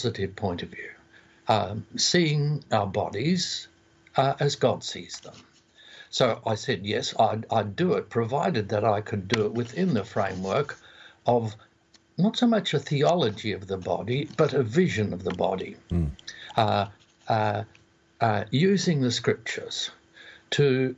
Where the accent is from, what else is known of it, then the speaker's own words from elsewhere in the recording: Australia; accent: Aussie; my Aussie lingo